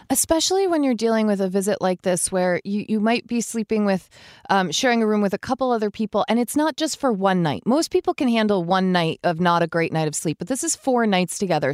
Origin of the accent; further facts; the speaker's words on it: Vermont, United States; We're from Vermont.